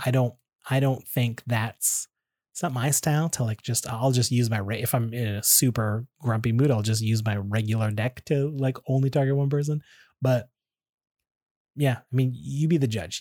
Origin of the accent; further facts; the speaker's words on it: Canada; I'm Canadian, so I say